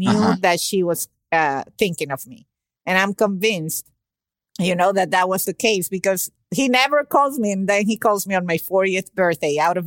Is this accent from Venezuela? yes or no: yes; Venezuela; now in Miami, United States; I was born in Venezuela